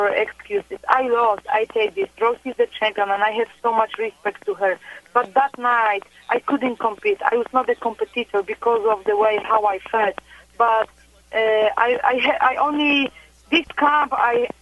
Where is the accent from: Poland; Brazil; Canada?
Poland; I was born and raised in Poland